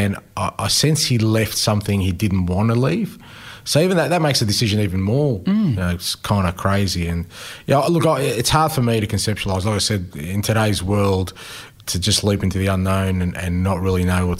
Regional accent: Australia; just a little bit, I guess, about me and how growing up in Australia and loving, you know, a game that's sometimes been an outsider, how it sort of shaped me.

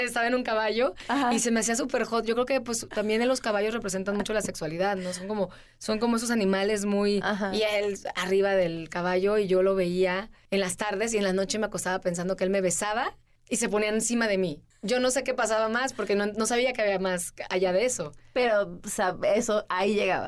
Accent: Veracruz, Mexico; moved away; yo empecé haciendo televisión y, este, salí de Veracruz

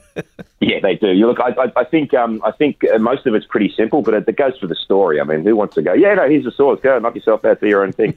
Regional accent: Australia; as most Australian actors

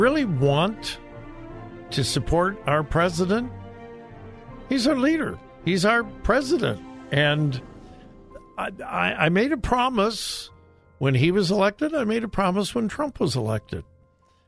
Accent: United States; I'm an American

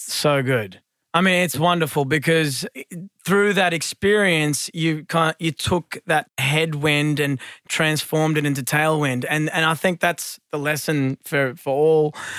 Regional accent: Sydney, New South Wales, Australia; I was born in Blacktown, raised in the western suburbs

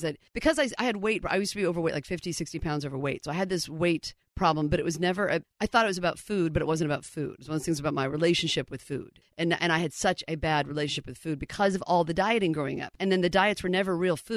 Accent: Indianapolis, Indiana, United States; also born or lived in Amsterdam / Seattle / New York; now in Los Angeles, United States; coming from Indianapolis, where at the time growing up in Indiana

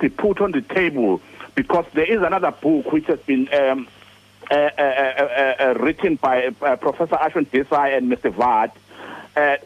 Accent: Durban, KwaZulu-Natal, South Africa; I grew up in Durban

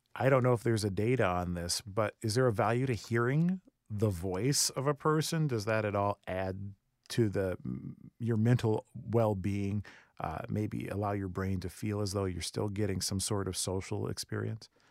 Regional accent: Rancho Cucamonga, California, United States; For high school me growing up in Rancho Cucamonga, shout out Rancho

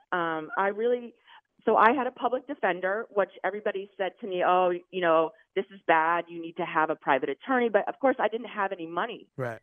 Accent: Maine, United States; moved away; I'm from Maine, so I was in Maine

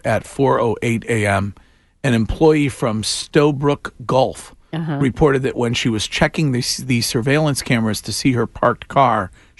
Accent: Stow, Massachusetts, United States; born or raised there

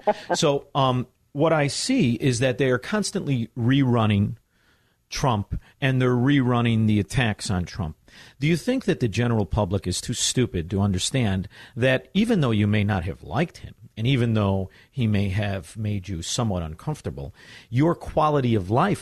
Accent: Chicago, Illinois, United States; I'm from Chicago

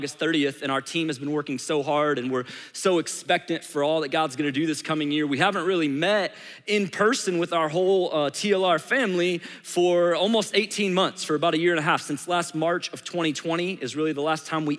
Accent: St. Louis, Missouri, United States; moved away as an adult; now in Atlanta, United States; I was born and raised in St. Louis, Missouri

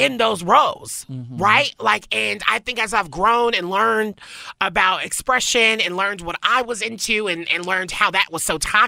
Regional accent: the South, United States; I grew up in the South

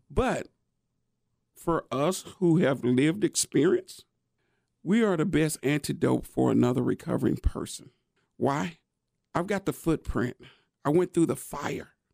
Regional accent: Nashville, Tennessee, United States; born and raised in East Nashville

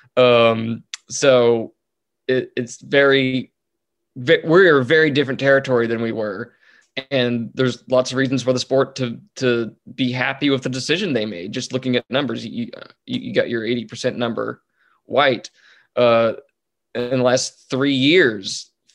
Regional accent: North Texas, United States; I was raised in North Texas

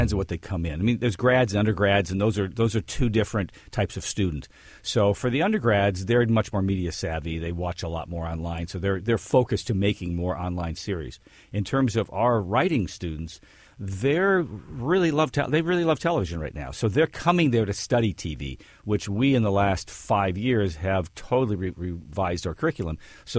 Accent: Detroit, Michigan, United States; Yes, grew up in Detroit.

